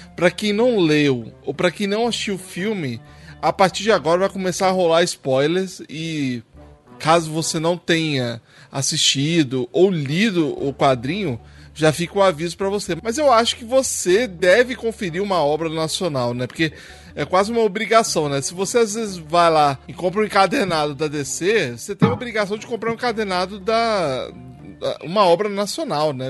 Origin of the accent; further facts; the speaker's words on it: Brazil; now in United States; remete muito a aventuras que a gente passou aí, principalmente na nossa infância aí no Brasil